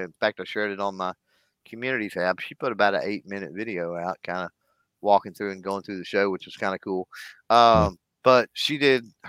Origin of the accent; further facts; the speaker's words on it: Texas, United States; I grew up in Texas